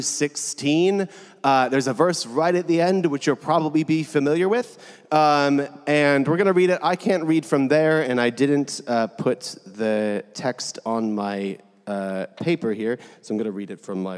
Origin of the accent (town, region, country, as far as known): California, United States; moved away